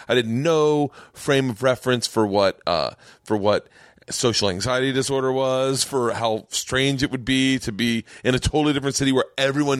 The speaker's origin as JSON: {"language": "English", "town": "Tampa", "region": "Florida", "country": "United States", "said": "And I'm from Tampa."}